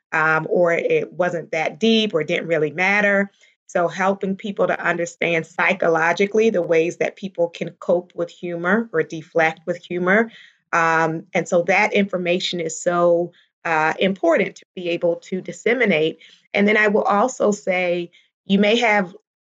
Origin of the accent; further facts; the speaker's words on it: Baltimore, Maryland, United States; I grew up primarily in Baltimore, Maryland, and I was a pastor's daughter